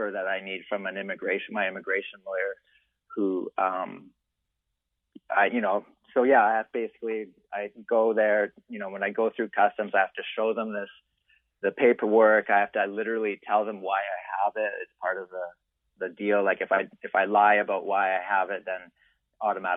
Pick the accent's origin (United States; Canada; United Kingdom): Canada; Vancouver, British Columbia; also born or lived in Whistler; I'm from Vancouver, I lived in Whistler for a long time and I'm Canadian